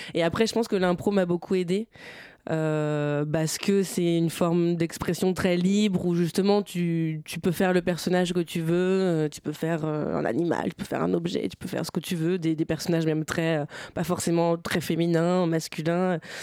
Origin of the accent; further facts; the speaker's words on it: Bernay, Normandy, France; also born or lived in Tours; now in Paris, France; J'ai grandi dans l'heure dans une ville qui s'appelle Bernay